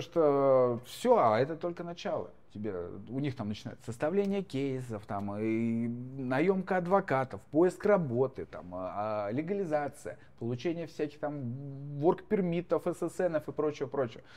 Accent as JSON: {"language": "Russian", "region": "Moscow", "country": "Russia", "also_born_or_lived": "Oryol Oblast", "moved": "as an adult", "lives_now": "United States", "said": "Я как человек, профессиональный москвич, проживший там сколько, 30 миллионов лет э, в Москве"}